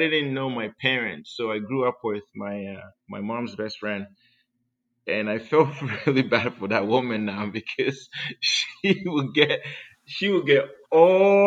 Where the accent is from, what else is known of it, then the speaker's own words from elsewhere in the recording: Ghana; now in San Diego, United States; I grew up in Ghana, West Africa